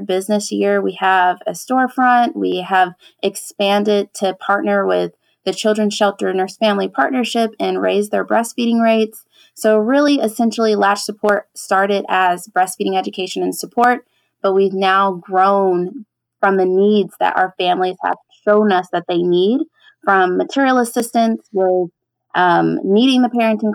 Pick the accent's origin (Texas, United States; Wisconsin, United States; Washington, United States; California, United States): Texas, United States; San Antonio; I've been here all my life